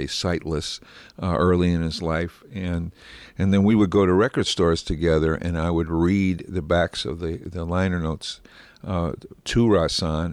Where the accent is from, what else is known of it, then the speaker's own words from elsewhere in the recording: Columbus, Ohio, United States; moved away; also born or lived in San Francisco; I grew up in Columbus, Ohio, which was a tremendous jazz town at that time